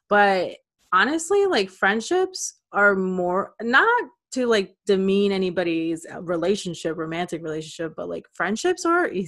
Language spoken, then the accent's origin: English; Clearwater, Florida, United States; moved away as an adult; now in Miami, United States; i experienced it when i moved from Clearwater to Miami.